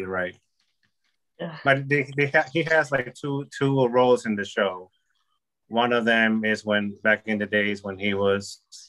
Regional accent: United States; born there; I mm-hmm. was born in America.

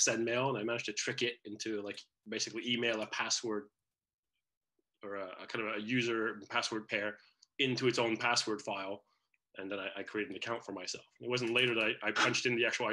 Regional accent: Canada; moved away; also born or lived in Netherlands / United States; I was born in the Netherlands. I grew up in Canada, but for a couple of years, I went back to live with my father there

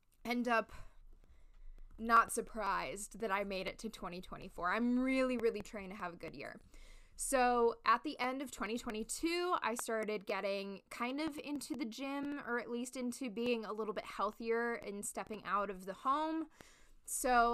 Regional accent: Los Angeles, California, United States; also born or lived in Chicago; now in New York, United States; I grew up in Los Angeles

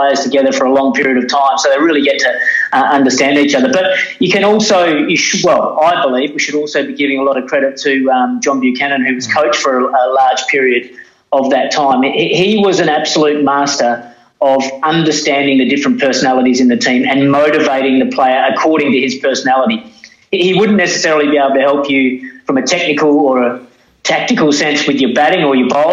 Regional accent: Australia; as an Australian

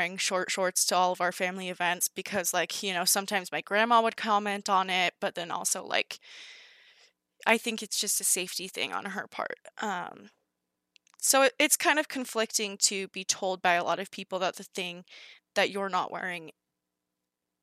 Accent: California, United States; when I was in first and second grade, I was growing up in California

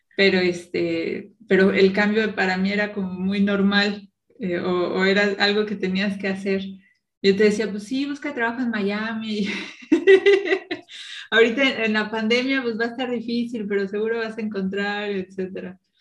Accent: Morelia, Michoacán, Mexico; moved away as an adult; also born or lived in Cancún / State of Mexico / Veracruz / Mexico City; now in Berlin, Germany; 15 años en, Morelia

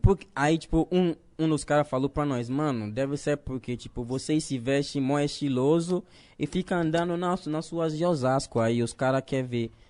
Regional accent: Ghana; Portuguese is a second language; moved away as an adult; also born or lived in Recife, Brazil; now in Brazil; Eu nasci na quebrada em Gana, mas não na quebrada aqui

